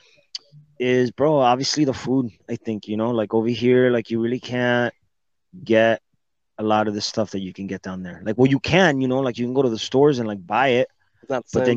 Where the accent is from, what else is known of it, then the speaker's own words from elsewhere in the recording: Miami, Florida, United States; moved away; also born or lived in Puerto Rico / Dominican Republic / Germany; I was raised in Miami, Florida. I was born in Puerto Rico.